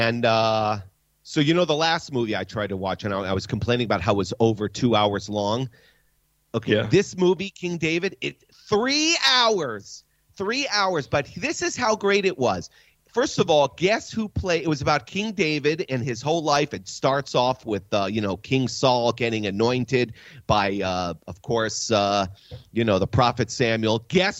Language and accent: English; Sweden; Yes, it is. I'm from Sweden.